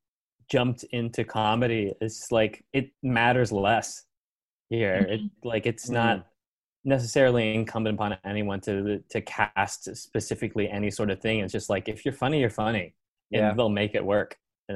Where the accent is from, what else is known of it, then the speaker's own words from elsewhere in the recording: Philippines; I get that a lot, but I am Asian and I don't do that. I'm actually Filipino.